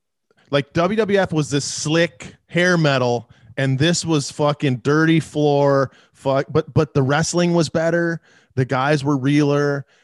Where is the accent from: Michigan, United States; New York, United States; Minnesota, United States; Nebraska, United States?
Michigan, United States; Detroit; In Detroit, like I never had cable.